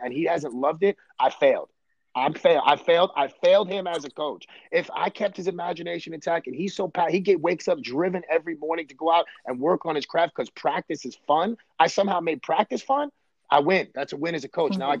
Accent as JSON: {"language": "English", "town": "New York City", "region": "New York", "country": "United States", "tie": "born or raised there", "said": "I grew up in Brooklyn, New York, and Coney Island in the '80s"}